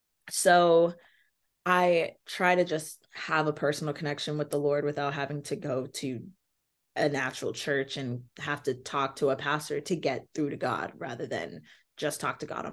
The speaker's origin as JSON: {"language": "English", "country": "Nigeria", "said": "And also being Nigerian, they use the Bible as a parenting book"}